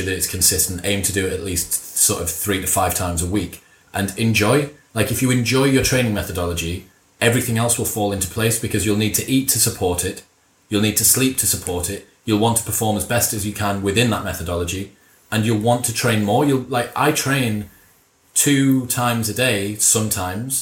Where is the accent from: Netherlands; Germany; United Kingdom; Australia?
United Kingdom; Middlesbrough, North East England; My dad's a Mackham and I'm from Middlesbrough